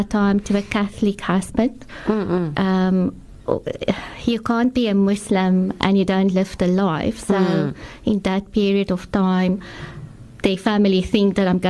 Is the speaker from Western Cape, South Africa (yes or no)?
yes; Paarl, Western Cape, South Africa; I'm from the Plateau area in Paro.